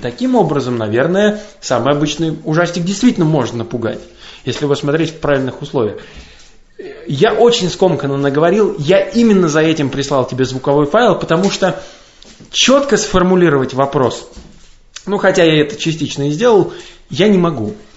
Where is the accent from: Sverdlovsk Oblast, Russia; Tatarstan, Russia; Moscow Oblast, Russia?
Moscow Oblast, Russia; Kashira; я из Каширы, это подмосковный город